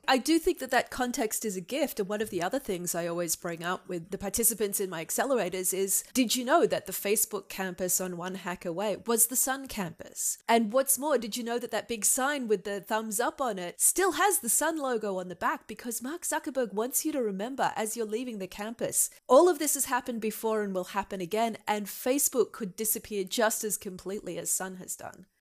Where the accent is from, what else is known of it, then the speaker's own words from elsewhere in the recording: Australia; moved away; being Australian and having a humanities rather than a technical background